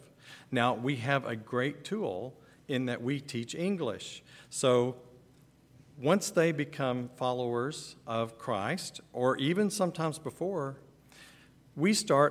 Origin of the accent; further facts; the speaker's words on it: Texas, United States; moved away as an adult; now in Ukraine; we're from Texas